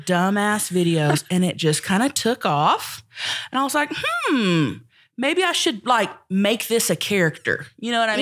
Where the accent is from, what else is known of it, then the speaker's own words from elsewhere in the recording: Thackerville, Oklahoma, United States; I'm from Thackerville, Oklahoma.